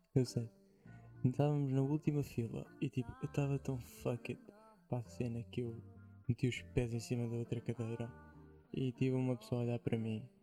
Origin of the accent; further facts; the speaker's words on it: Portugal; accent: Portuguese; Eu sou aquele gajo que usa tá okay. palavras inglesas, só com o sotaque português.